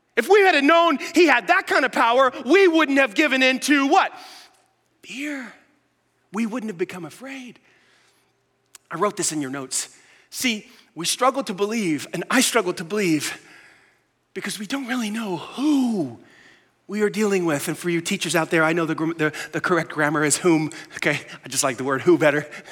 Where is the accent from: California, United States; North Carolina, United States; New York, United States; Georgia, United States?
New York, United States; New York City; I grew up in New York City.